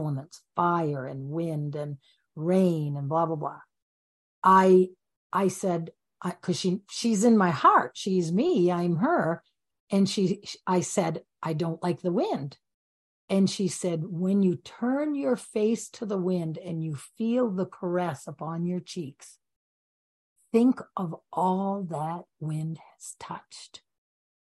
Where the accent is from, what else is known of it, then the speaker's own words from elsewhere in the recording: Maine, United States; I'm from Maine, so we don't put our feet on the ground all year long